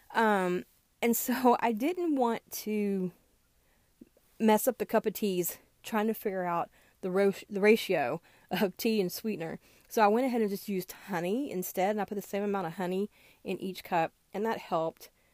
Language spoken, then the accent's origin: English; American South, United States; moved away; I grew up in the American South